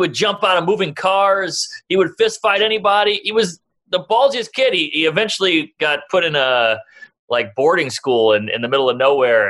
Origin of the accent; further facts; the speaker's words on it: New Orleans, Louisiana, United States; when I grew up in the late 80s, early 90s, it was a different ball game. Where was this? Arizona? New Orleans.